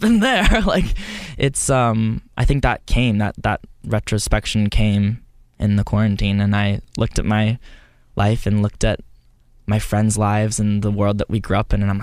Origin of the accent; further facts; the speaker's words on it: Texas, United States; I grew up in Texas